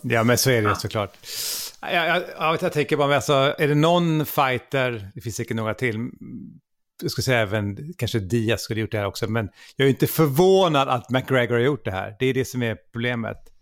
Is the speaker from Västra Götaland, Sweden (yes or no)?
yes; Gothenburg, Västra Götaland, Sweden; jag är från Göteborg